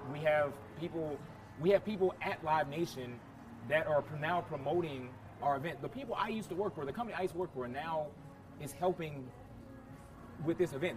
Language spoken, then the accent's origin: English; Indianapolis, Indiana, United States; moved away as an adult; also born or lived in Thailand; now in Northridge, United States; I'm, I'm from Indianapolis, Indiana, born yeah. and raised, NapTown 317